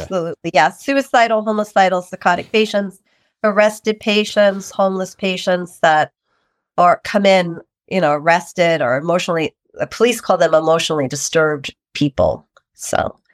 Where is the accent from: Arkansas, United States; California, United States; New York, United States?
New York, United States; I am from New York, New York